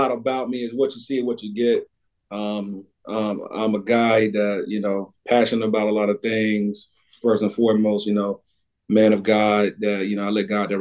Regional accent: Macon, Mississippi, United States; moved away as an adult; also born or lived in Alexandria, Louisiana / Hattiesburg, Mississippi; now in Spring Hill, Tennessee, United States; Grew up in Knoxville County, Macon, Mississippi

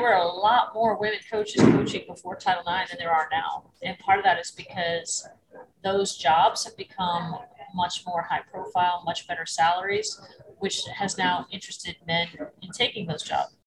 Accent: Florida, United States; also born or lived in Massachusetts; I moved from Massachusetts to Florida when I was 10

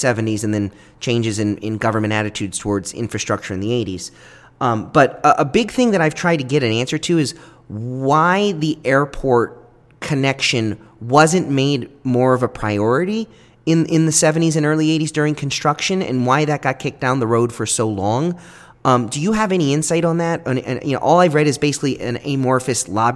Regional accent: Baltimore, Maryland, United States; moved away as an adult; now in Miami, United States; I was originally born in Baltimore, and I moved here to go to the University of Miami.

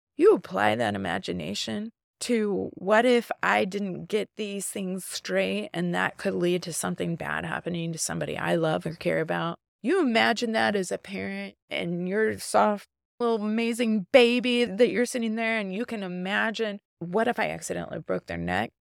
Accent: Midwest, United States; moved away as an adult; also born or lived in Los Angeles; I grew up though in the Midwest. I grew up in the Bible Belt

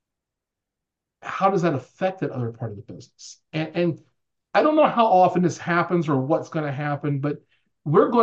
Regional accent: New Orleans, Louisiana, United States; moved away; It's my hometown team

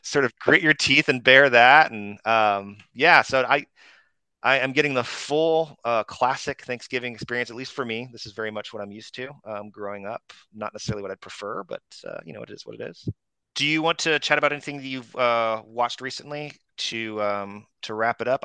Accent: Phoenix, Arizona, United States; moved away; I grew up in in the Phoenix area

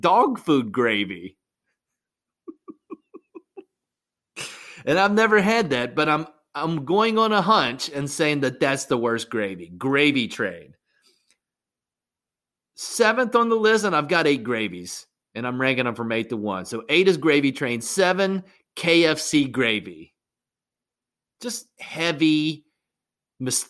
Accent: West Virginia, United States; growing up in West Virginia

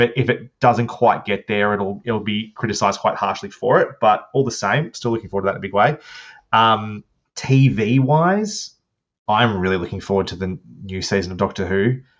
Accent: Australia; I'm Australian

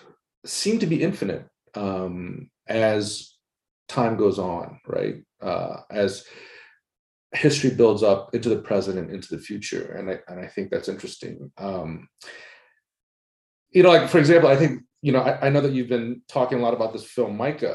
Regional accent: Atlanta, Georgia, United States; moved away as an adult; also born or lived in West Coast; I grew up in the South, I grew up in Atlanta

